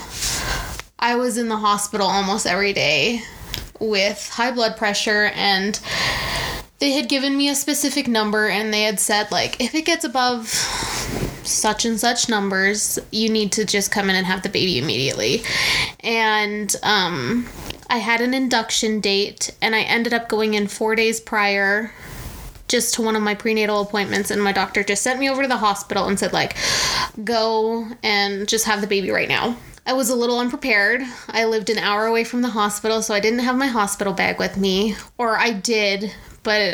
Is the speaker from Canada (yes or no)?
yes; Canada; moved away as an adult; now in United States; being Canadian and living down in the States